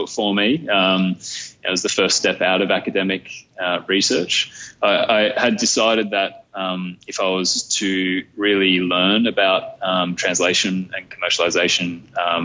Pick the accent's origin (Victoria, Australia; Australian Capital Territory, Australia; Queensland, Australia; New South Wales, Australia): New South Wales, Australia; Camden; I grew up in Camden, so 45 minutes up the hill. Still live in Camden.